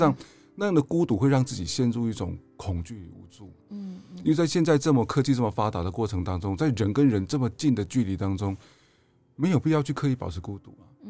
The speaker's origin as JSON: {"language": "Chinese", "country": "Taiwan", "said": "原因是因为我不想让日本人看到我们台湾人就把一个文化的旧址就埋在高速公路的底下，对他们讲是不可思议的，怎么会是这个样子？"}